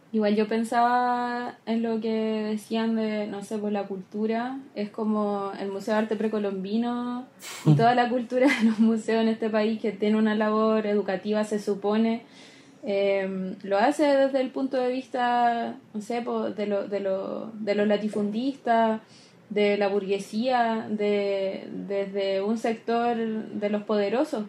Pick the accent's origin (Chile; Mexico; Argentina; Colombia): Chile; como chilenos